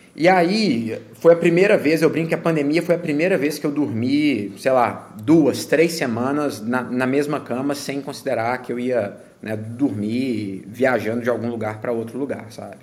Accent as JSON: {"language": "Portuguese", "region": "Minas Gerais", "country": "Brazil", "tie": "born or raised there", "also_born_or_lived": "Belo Horizonte / New York / Connecticut / North Carolina", "moved": "as an adult", "lives_now": "United States", "said": "sou natural de, de Minas"}